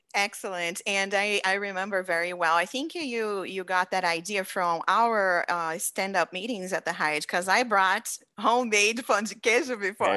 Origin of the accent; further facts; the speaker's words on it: Brazil; now in United States; I've been in the United States for fifteen years, you know very well, I'm from Brazil.